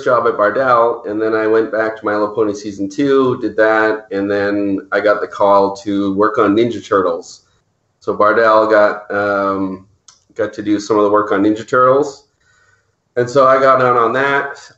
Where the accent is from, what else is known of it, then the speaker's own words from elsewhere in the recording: Maple Ridge, British Columbia, Canada; I grew up in Maple Ridge, which is about an hour outside of Vancouver